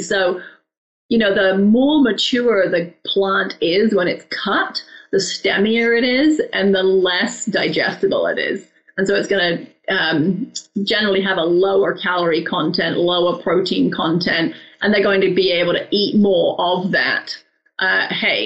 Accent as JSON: {"language": "English", "region": "England", "country": "United Kingdom", "tie": "born or raised there", "moved": "yes", "lives_now": "Arizona, United States", "said": "I grew up in England"}